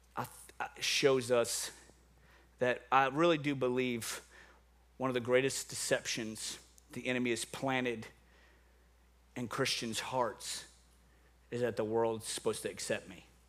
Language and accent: English; New Orleans, Louisiana, United States; moved away; I'm from New Orleans